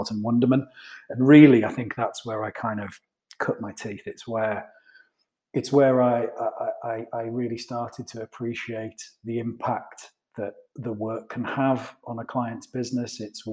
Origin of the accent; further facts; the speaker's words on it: just outside Middlesbrough, North East England, United Kingdom; moved away as an adult; also born or lived in London; now in Newcastle, United Kingdom; I grew up just outside Middlesbrough